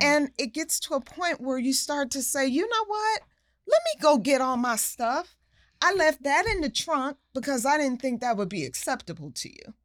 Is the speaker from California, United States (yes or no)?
no; New York, United States; a kid growing up in New York